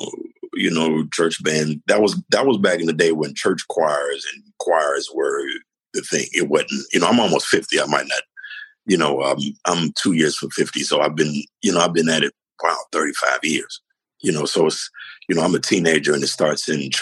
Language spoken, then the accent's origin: English; Chicago, Illinois, United States; I'm from Chicago